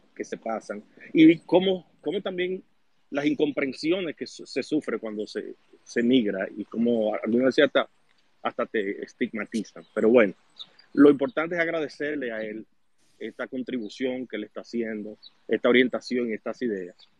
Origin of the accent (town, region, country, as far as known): Dominican Republic; moved away as an adult; also born or lived in Canada